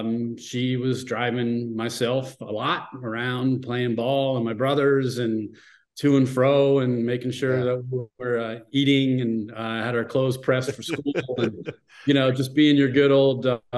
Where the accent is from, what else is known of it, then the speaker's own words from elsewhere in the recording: Monroeville, Pennsylvania, United States; born and raised in Monroeville, Pennsylvania.